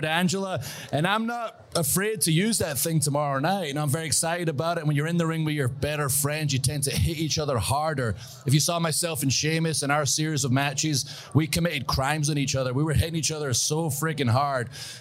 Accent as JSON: {"language": "English", "region": "Scotland", "country": "United Kingdom", "said": "I'm Scottish"}